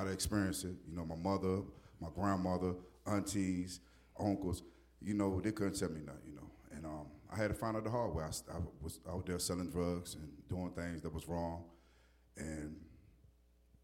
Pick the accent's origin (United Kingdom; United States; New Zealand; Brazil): United States; Newport News, Virginia; I'm right here from Waynesburg, Newport News area.